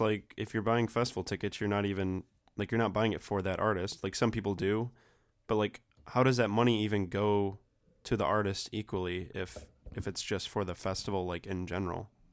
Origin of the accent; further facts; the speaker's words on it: Flint, Michigan, United States; now in Ypsilanti, United States; I'm actually from Flint. Like, that's where I was born